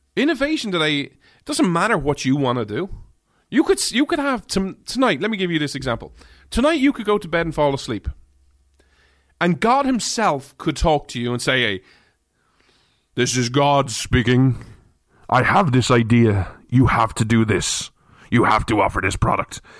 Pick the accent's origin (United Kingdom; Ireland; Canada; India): Ireland; now in United States; being an outsider, an Irishman.